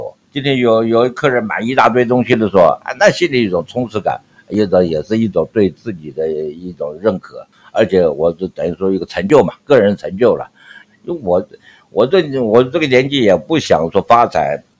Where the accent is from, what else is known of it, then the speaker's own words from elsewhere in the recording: Shandong, China; 因为我本身是山东人，所以这个情况之下，就是我有这种那个拼搏精神